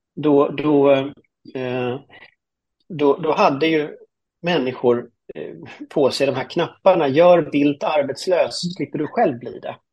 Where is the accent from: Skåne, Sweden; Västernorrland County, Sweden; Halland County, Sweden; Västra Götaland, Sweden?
Västra Götaland, Sweden; Gothenburg; Jag är ju från Göteborg då, eh, mm. uppväxt i, i, i Högsbo höjd som är ett sånt flerfamiljsområde